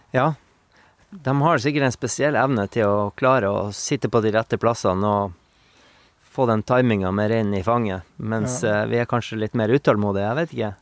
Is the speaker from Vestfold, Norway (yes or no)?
no; Bjørnevatn, Finnmark, Norway; now in Meråker, Norway; Jeg er jo fra Sandnes, Bjørnevatn, som ja. er ei mil utafor Kirkenes.